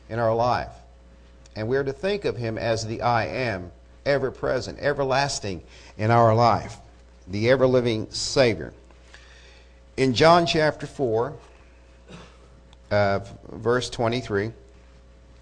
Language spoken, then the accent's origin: English; Eufaula, Oklahoma, United States; I'm from Eufaula